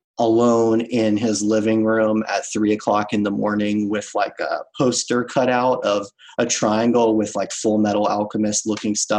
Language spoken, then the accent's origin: English; New Orleans, Louisiana, United States; now in Baltimore, United States; I'm originally from the New Orleans area